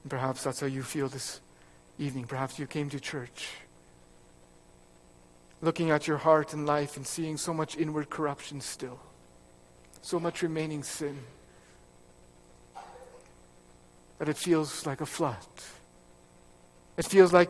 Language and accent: English; Fraser Valley, British Columbia, Canada; moved away; I grew up in the Fraser Valley in BC